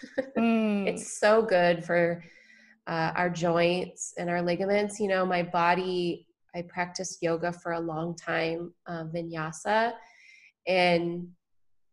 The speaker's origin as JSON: {"language": "English", "region": "Michigan", "country": "United States", "tie": "born or raised there", "moved": "yes", "lives_now": "San Diego, United States", "said": "I grew up in Michigan"}